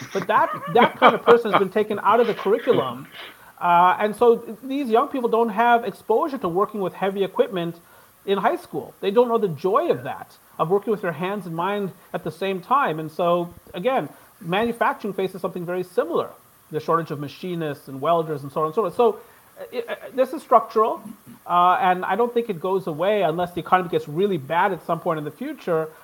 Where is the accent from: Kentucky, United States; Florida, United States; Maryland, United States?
Maryland, United States; I'm from Maryland